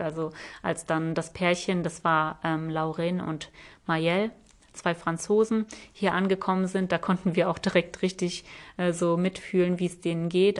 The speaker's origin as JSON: {"language": "German", "country": "Germany", "said": "wir sind aus Deutschland"}